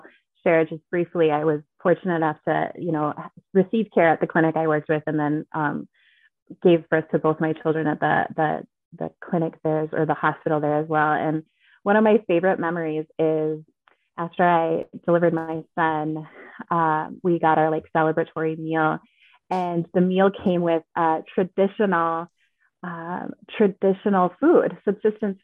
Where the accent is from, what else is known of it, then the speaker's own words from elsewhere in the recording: Minnesota, United States; moved away as an adult; also born or lived in Alaska; I'm born and raised in Minnesota